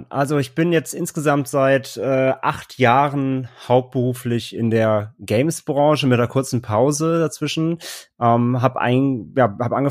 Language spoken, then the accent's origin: German; Cologne, North Rhine-Westphalia, Germany; now in Hamburg, Germany; Ich komme eigentlich so aus dem Kölner Raum, äh, 2012 nach Hamburg gezogen